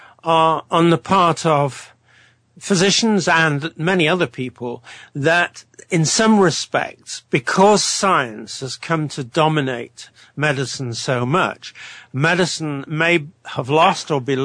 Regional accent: United Kingdom; I'm from Britain, as everybody can tell

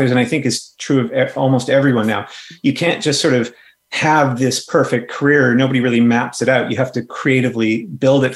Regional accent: Canada; I'm a Canadian fantasy author.

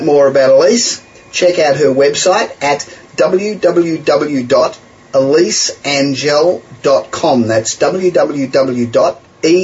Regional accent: Los Angeles, California, United States; born or raised there

